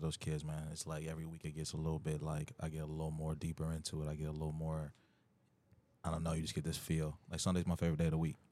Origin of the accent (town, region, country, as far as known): Wooster, Ohio, United States; born or raised there; moved away; also born or lived in Lima, Ohio / Akron, Ohio